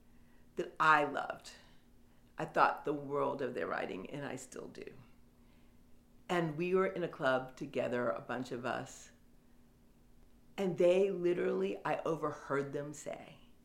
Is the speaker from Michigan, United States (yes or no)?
yes; Detroit, Michigan, United States; Like, I come from Detroit. I'm as gritty as any of you.